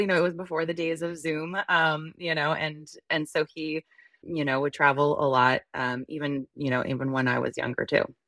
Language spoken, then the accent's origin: English; northern New Jersey, United States; also born or lived in Midwest; So, I grew up in New Jersey for, you know, the majority of my life, and we lived in northern New Jers-, New Jersey in, um, the tri-state area.